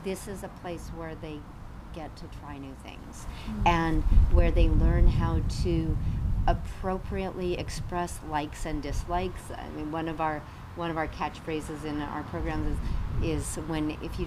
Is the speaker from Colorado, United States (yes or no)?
yes; Colorado, United States; moved away; I grew up in Colorado